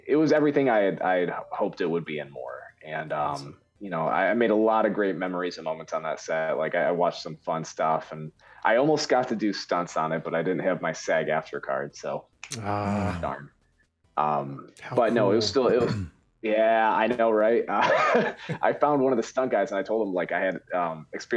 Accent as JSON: {"language": "English", "region": "Michigan", "country": "United States", "said": "I'm from Michigan"}